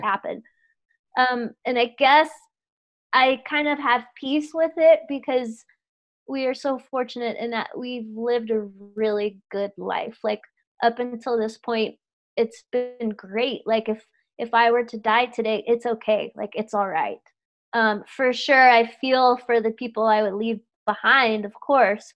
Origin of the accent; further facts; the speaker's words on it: Louisiana, United States; moved away; I grew up in Louisiana